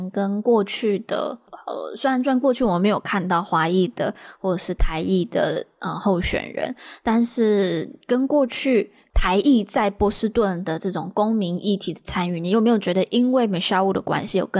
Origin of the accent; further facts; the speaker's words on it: Taiwan; 我们台湾人